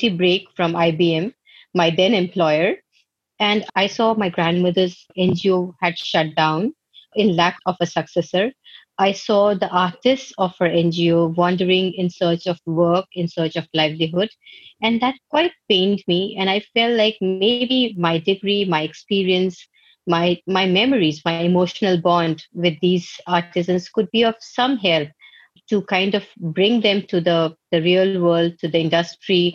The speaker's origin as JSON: {"language": "English", "town": "Madhubani", "region": "Bihar", "country": "India", "moved": "yes", "lives_now": "New Delhi, India", "said": "Today, I'm talking from New Delhi in India. And I originally hail from Madhubani, which is a place in the state of Bihar in India"}